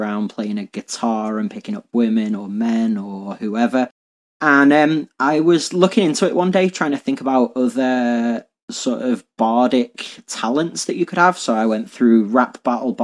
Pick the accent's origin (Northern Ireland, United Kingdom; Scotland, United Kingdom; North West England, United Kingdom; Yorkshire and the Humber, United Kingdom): North West England, United Kingdom; Liverpool; I'm from Liverpool in England